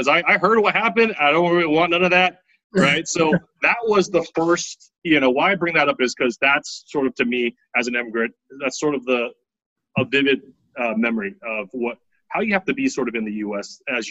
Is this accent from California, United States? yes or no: yes; California, United States; also born or lived in Taiwan / Daly City, California / Antioch, California; I grew up in Taiwan, and when I was eight, we moved to, my dad moved us to California.